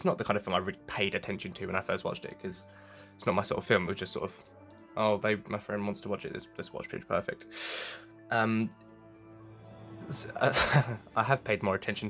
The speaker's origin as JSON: {"language": "English", "region": "England", "country": "United Kingdom", "said": "I'm English"}